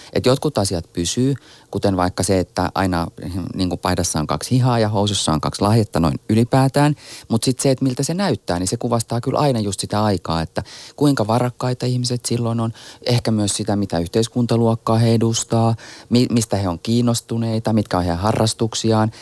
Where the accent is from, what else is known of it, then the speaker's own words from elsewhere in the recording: Helsinki, Uusimaa, Finland; mä oon siis Itä-Helsingistä eikä meidän perheellä ollut minkäänlaista yhteyttä muotimaailmaan